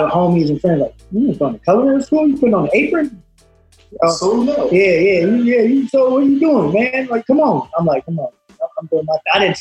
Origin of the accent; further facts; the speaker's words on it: Moreno Valley, California, United States; I'm from Reno Valley, California.